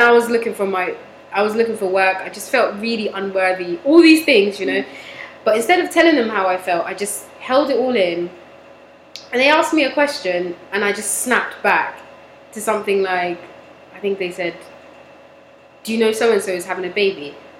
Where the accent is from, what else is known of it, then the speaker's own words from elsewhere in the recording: Toronto, Ontario, Canada; I am from Toronto.